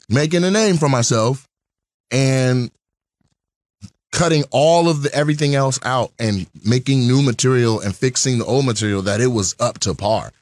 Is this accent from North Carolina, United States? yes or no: no; Lacey, Washington, United States; also born or lived in Los Angeles; I grew up in Lacey, Washington